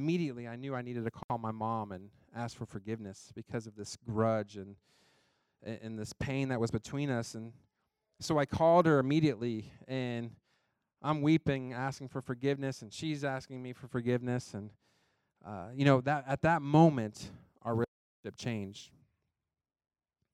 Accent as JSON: {"language": "English", "country": "United States", "tie": "born or raised there", "said": "I grew up in Johnson County"}